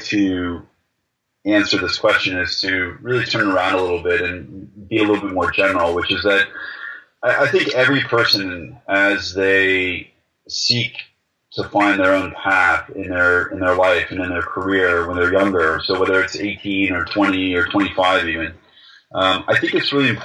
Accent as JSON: {"language": "English", "country": "United States", "moved": "yes", "said": "as an American."}